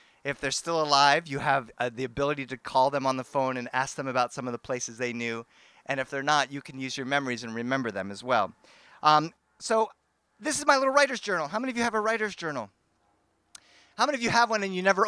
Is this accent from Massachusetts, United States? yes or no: yes; Boston, Massachusetts, United States; born or raised there; now in Los Angeles, United States